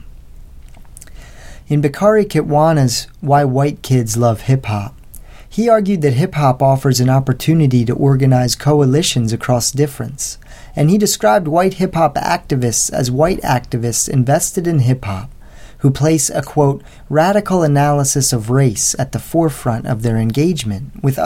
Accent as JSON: {"language": "English", "town": "West Chester", "region": "Pennsylvania", "country": "United States", "tie": "born or raised there", "said": "I'm teaching back in the same town where I went to high school, about a 45-minute drive from Philly"}